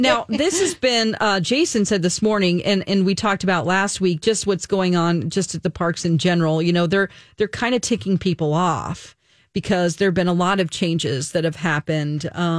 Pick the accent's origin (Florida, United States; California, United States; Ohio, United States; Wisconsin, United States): California, United States; Santa Ana; moved away; I'm from Santa Ana, so not too far away from Anaheim, where Disneyland is.